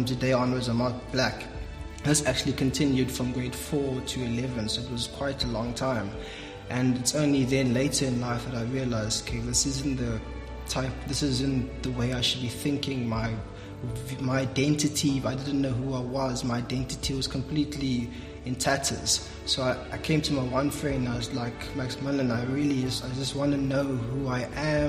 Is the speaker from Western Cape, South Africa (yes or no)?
yes; George, Western Cape, South Africa; I'm actually from George